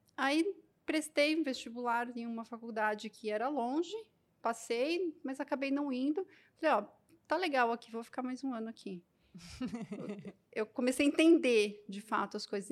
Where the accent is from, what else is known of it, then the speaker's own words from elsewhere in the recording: Osasco, São Paulo, Brazil; eu sou natural de Osasco, São Paulo